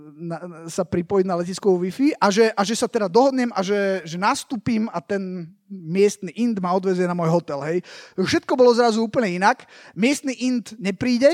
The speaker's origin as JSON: {"language": "Slovak", "country": "Slovakia", "said": "idem z Nemecka, hej, ale že som zo Slovenska"}